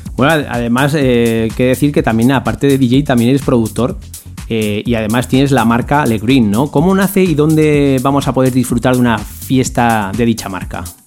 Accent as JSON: {"language": "Spanish", "town": "Zaragoza", "region": "Aragon", "country": "Spain", "said": "de donde soy yo, que es en Zaragoza"}